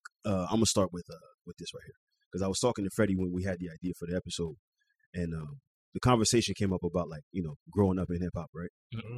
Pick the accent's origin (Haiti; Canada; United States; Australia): Canada; Montreal, Quebec; although we're in Canada, we're from Montreal